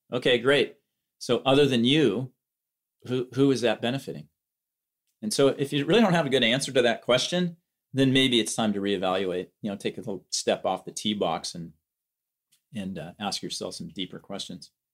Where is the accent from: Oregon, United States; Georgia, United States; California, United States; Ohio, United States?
Oregon, United States; Eugene; here in Eugene, Oregon, back in my hometown